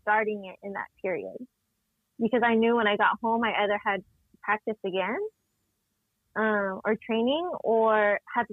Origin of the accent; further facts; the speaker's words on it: San Diego, California, United States; I'm grew up born and raised San Diego